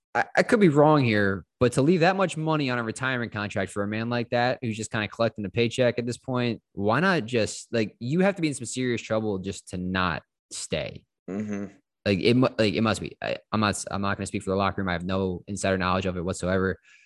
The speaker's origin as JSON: {"language": "English", "country": "United States", "said": "I'm American. Uncultured."}